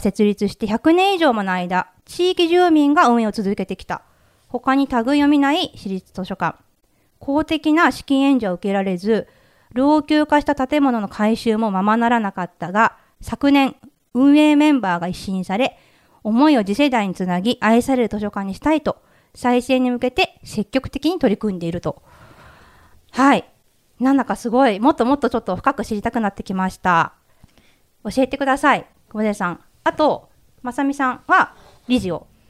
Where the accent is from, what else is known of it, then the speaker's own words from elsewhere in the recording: Tokyo, Japan; 私東京出身ですけど